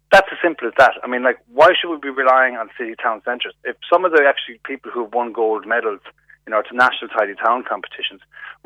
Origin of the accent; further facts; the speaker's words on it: Galway, Connacht, Ireland; We're the City of Festivals and City of Tribes